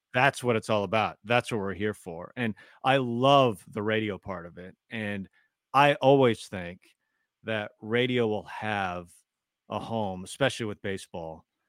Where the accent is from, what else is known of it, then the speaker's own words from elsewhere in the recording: Tacoma, Washington, United States; I grew up in Tacoma, not too far from the Mariners